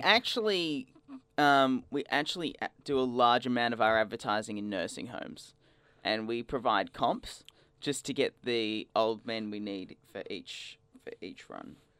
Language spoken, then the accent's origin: English; Australia; growing up in Australia